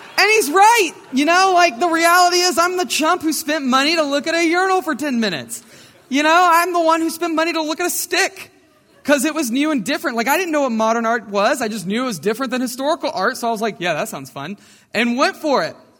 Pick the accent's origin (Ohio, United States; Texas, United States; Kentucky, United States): Texas, United States; Brenham; I grew up in Brenham, Texas, right down the road